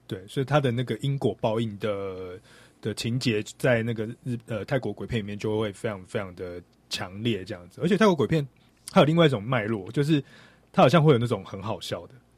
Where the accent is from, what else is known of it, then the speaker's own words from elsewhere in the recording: Taiwan; 我们台湾人对于中国的乡下，其实并没有非常的认识